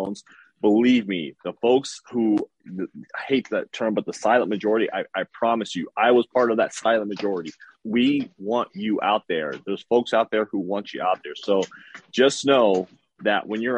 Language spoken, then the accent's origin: English; Los Angeles, California, United States; also born or lived in San Bernardino County; I grew up in South Central LA during the 80s and 90s